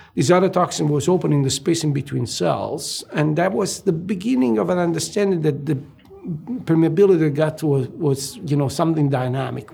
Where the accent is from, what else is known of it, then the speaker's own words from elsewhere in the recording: Italy; moved away as an adult; I was born and raised in Italy, and I went to medical school at University of Naples